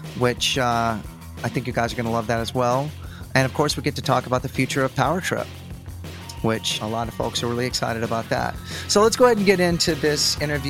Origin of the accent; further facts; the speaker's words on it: Dallas, Texas, United States; also born or lived in Austin, Texas; I'm from Dallas